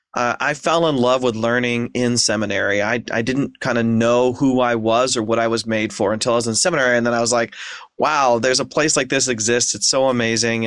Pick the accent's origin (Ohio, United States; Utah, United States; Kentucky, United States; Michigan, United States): Ohio, United States; Ashland; moved away as an adult; also born or lived in Seattle / Philadelphia / Portland; Ashland, Ohio, my hometown